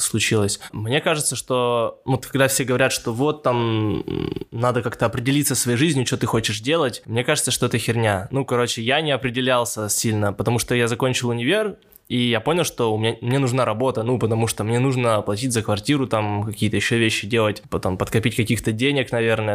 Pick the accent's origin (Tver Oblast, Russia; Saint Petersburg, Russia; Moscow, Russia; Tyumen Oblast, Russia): Tyumen Oblast, Russia; Tobolsk; moved away as an adult; now in Tyumen, Russia; Я из Тобольска, и я переехал в Тюмень сколько уже? 9 лет назад. Я поступал в университет